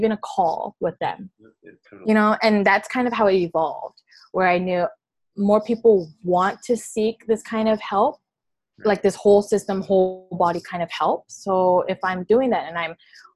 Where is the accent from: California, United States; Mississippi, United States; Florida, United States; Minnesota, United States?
California, United States; Alameda; also born or lived in Oakland; I grew up in Alameda.